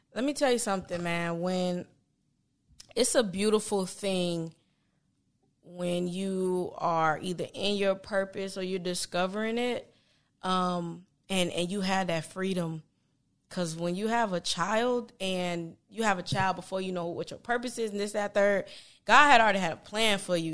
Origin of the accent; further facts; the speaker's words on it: Palm Beach, Florida, United States; I'm from Palm Beach